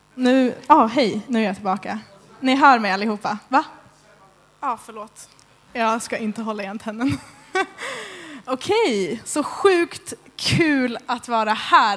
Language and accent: Swedish; Märsta, Stockholm County, Sweden; moved away as an adult; now in Skövde, Sweden; Jag är från Stockholm egentligen, Märsta